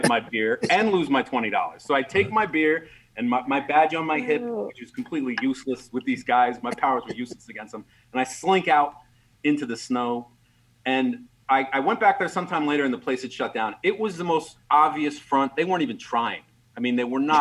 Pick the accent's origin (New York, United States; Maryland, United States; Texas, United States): Maryland, United States; I grew up in Maryland